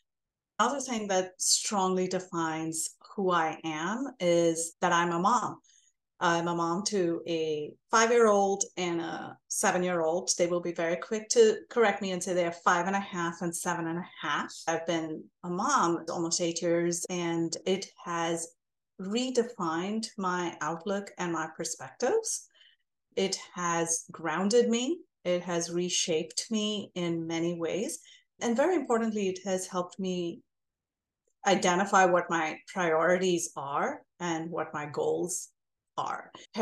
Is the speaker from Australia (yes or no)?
no; India; moved away as an adult; now in United States; I'm Indian American. I grew up in India. I was born and raised there, came here for graduate school, and now I have stayed here for as many years as I have lived in India.